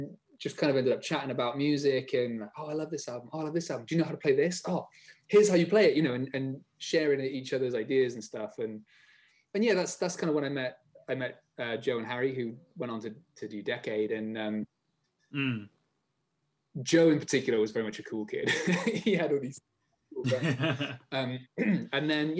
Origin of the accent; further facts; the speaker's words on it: Bath, South West England, United Kingdom; also born or lived in United States; I grew up in Bath